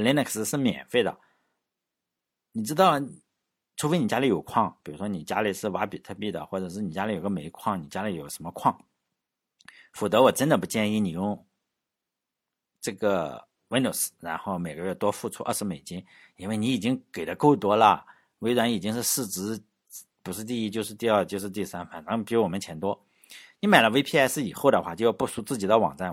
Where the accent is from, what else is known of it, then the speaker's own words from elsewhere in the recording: Laiwu, Shandong, China; 相当于我老家旁边淄博哈，我老家是莱芜